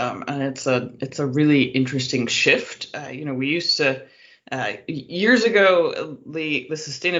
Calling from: California, United States; I'm calling in from California.

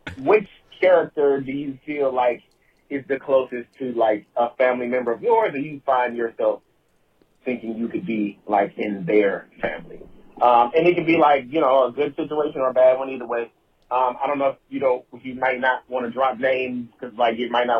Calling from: Westminster, Maryland, United States; I'm calling from Westminster, Maryland.

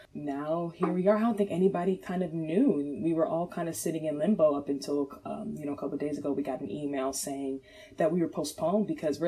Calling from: Chesapeake, Virginia, United States; I am calling from Chesapeake, Virginia.

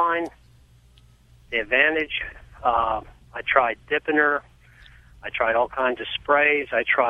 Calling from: Pennsylvania, United States

